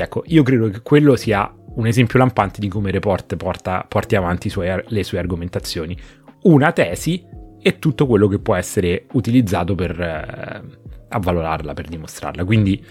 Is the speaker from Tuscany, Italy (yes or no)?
no; Rome, Lazio, Italy; questo non lo dico da romano e comunque Beppe ti dico che noi romani siamo